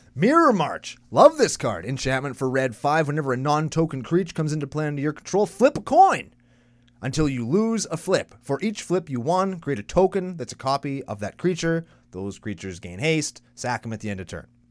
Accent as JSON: {"language": "English", "country": "Canada", "said": "I'm only Canadian"}